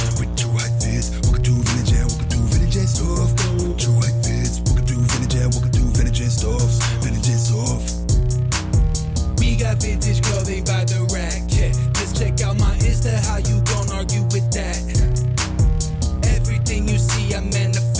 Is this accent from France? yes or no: no; Canada; I'm like small town Canadian guy